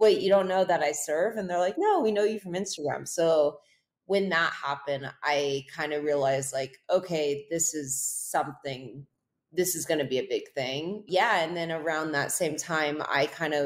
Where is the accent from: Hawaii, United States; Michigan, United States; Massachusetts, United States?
Hawaii, United States; North Shore; I grew up in Hawaii on the North Shore